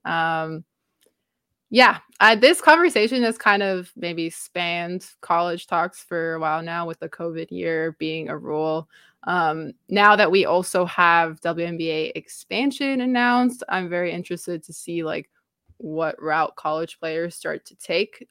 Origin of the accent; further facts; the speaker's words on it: Canada; being a Canadian